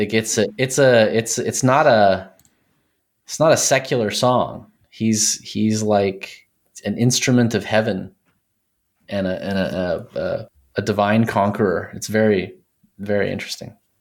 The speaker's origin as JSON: {"language": "English", "region": "Texas", "country": "United States", "tie": "born or raised there", "also_born_or_lived": "Colorado", "moved": "as an adult", "said": "I grew up in Texas"}